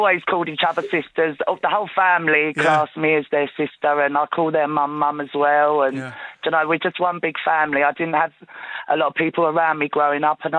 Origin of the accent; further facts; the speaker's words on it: Ballycroy, Connacht, Ireland; moved away; Very proud of my Mayo roots.